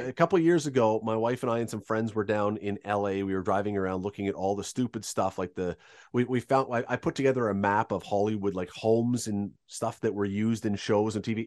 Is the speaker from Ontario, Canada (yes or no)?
yes; Toronto, Ontario, Canada; I was growing up in Toronto